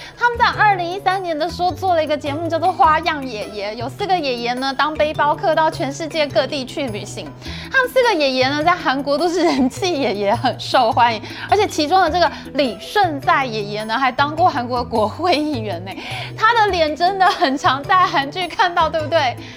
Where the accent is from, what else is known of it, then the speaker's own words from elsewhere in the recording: Taipei, Taiwan; 我们台北人